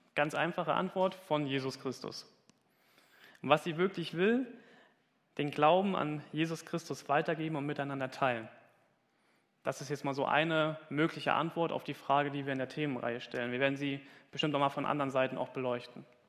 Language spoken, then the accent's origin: German; Hesse, Germany; moved away; Ich komme aus Hessen und ich sage immer Kirche und ich krieg's nicht